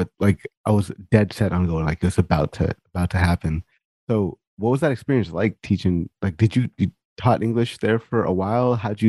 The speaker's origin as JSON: {"language": "English", "region": "California", "country": "United States", "tie": "born or raised there", "said": "I speak-ish Punjabi and a little bit of Hindi, but mostly, you know, English. But like I grew up in California, so we spoke a lot of Spanish in school. So like I'm pretty comfortable with Spanish."}